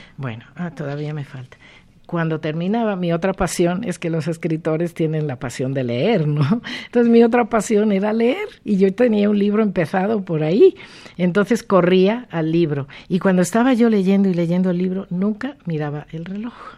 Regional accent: Mexico; also born or lived in Hyères, France; yo me siento muy orgullosa de ser la única escritora mexicana que ha nacido en ese lugar

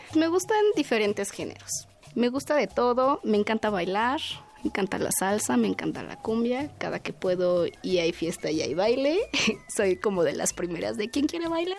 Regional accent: Mexico City, Mexico; Yo soy originaria de Milpa Alta, que es uno de los pueblos

